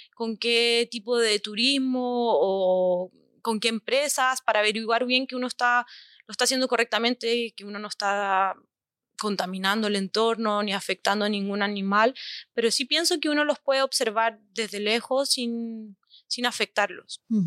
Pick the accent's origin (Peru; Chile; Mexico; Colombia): Chile; yo soy chilena, también conozco algunas asociaciones de mi país